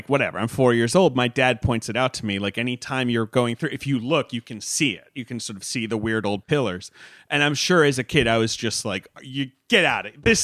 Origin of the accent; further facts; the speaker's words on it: Long Island, New York, United States; moved away as an adult; also born or lived in Los Angeles; I'm from Long Island